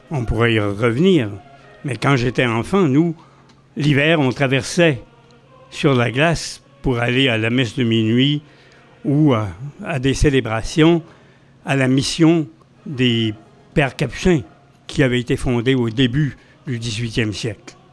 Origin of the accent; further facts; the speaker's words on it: Campbellton, New Brunswick, Canada; born there; Je suis né à Campbellton, là où la rivière Restigouche. Je suis né acadien, à Campbellton, là où la rivière Restigouche rencontre ou se jette dans la baie des Chaleurs.